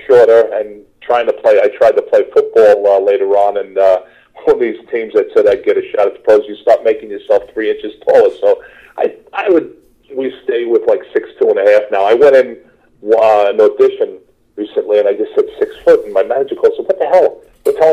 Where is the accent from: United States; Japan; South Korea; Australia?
United States; New York City, New York; accent: New York; moved away; I'm from Queens